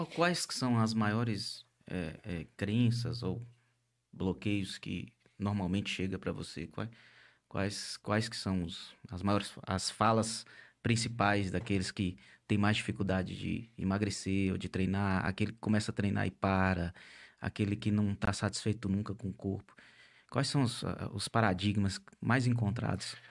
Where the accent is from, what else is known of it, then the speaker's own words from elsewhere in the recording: Montes Claros, Minas Gerais, Brazil; nós somos aqui do norte de Minas Gerais, de Montes Claros